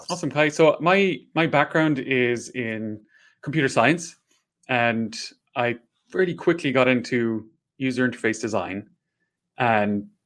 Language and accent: English; Ireland; accent: Irish; Hopefully, you can understand my Irish accent.